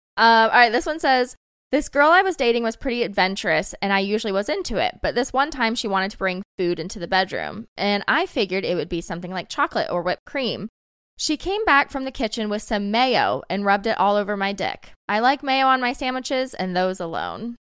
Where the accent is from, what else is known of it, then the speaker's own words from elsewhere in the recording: the South, United States; I grew up in the South